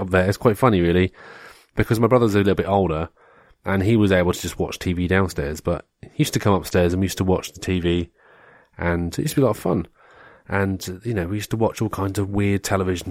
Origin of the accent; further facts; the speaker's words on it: United Kingdom; we had like Spitting Image in the UK